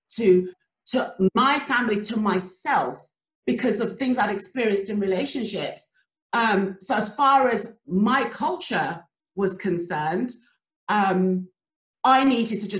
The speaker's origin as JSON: {"language": "English", "country": "Nigeria", "said": "the culture that I come from, where we're Nigerian"}